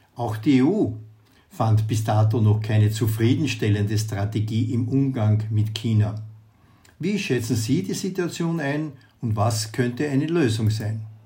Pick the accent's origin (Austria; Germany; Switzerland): Austria; bei uns in Österreich